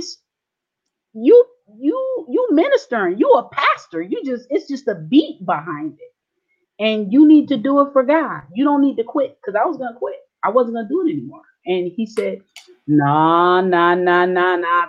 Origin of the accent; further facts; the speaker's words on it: San Diego, California, United States; also born or lived in Long Beach, California / Orange County, California; I was born in San Diego, California. I lived a few years of my life in Long Beach and Orange County. Majority of my life raised in San Diego, Southeast San Diego